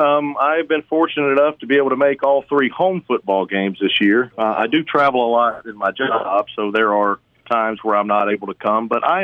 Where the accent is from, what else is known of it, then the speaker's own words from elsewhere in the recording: Hattiesburg, Mississippi, United States; moved away as an adult; now in Washington, D.C., United States; So I was born and raised in Hattiesburg, right over off West 7th Street. Went to high school at Oak Grove, so I've been a Golden Eagle since birth, and went to school at Southern Miss, and after that got hired as a city letter carrier there in Hattiesburg.